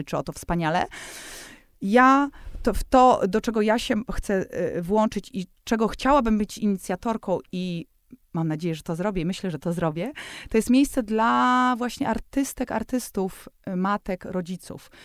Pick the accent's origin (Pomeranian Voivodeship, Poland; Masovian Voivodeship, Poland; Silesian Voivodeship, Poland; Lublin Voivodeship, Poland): Masovian Voivodeship, Poland; Warsaw; jestem z Warszawy